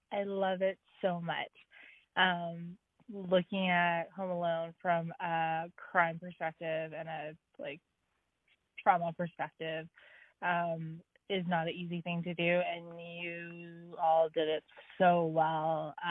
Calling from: British Columbia, Canada; I'm calling from Tinaha territory, also known as the East Kootenays and Columbia Valley in British Columbia.

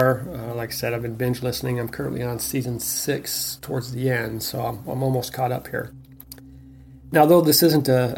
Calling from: Ontario, California, United States; I'm calling from Ontario, California.

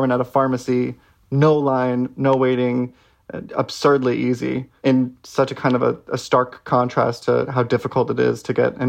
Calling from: New York City, New York, United States; I am calling from Brooklyn in New York.

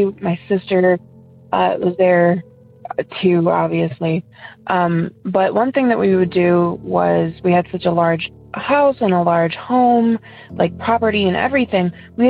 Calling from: Ohio, United States; I'm from Ohio.

